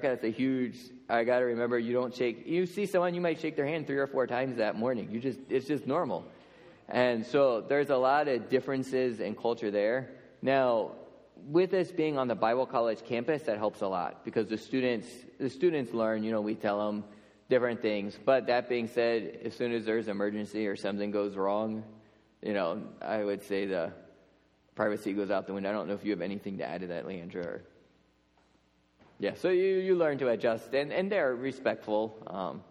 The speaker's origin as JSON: {"language": "English", "area": "Lancaster County", "region": "Pennsylvania", "country": "United States", "tie": "born or raised there", "moved": "as an adult", "said": "So I grew up in Lancaster County"}